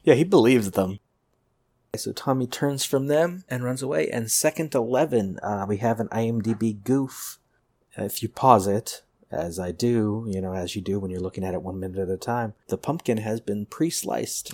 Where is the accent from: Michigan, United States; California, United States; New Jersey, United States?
California, United States; Pasadena; I grew up in Pasadena and visited South Pasadena a lot